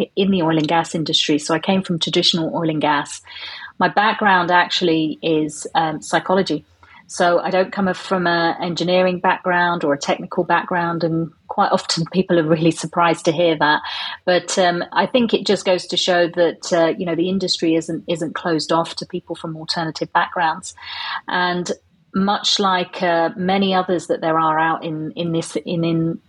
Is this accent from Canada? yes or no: no; London, United Kingdom; moved away as an adult; now in Aberdeen, United Kingdom; I'm originally from London, and I moved up to Aberdeen about 6 years ago.